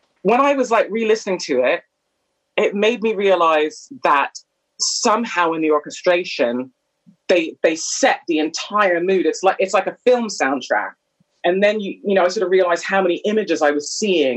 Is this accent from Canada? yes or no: yes; Canada; moved away as an adult; now in United Kingdom; I was born and raised in Canada in the 70s and 80s